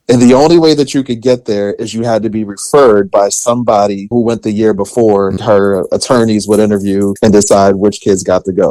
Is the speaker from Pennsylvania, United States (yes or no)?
yes; Philadelphia, Pennsylvania, United States; I grew up in West Philly, being raised by a single mother